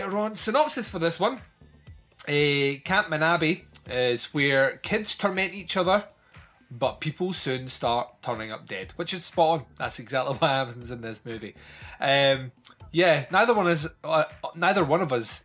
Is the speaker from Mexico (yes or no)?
no; Scotland, United Kingdom; I am Scottish.